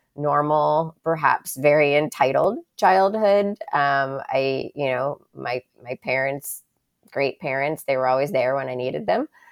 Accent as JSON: {"language": "English", "town": "Miami", "region": "Florida", "country": "United States", "tie": "born or raised there", "also_born_or_lived": "Birmingham, Alabama", "said": "the majority of my childhood was, like, growing up in Miami"}